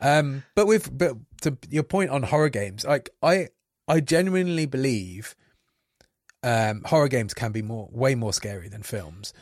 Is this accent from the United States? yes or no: no; Coventry, West Midlands, United Kingdom; I come from Coventry, you know, like a rough little city